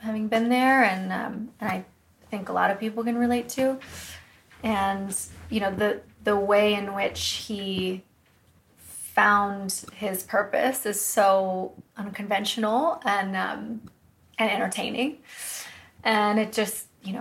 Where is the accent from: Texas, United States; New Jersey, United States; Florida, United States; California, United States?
California, United States; Woodside; I'm from a town called Woodside, which is not far from there.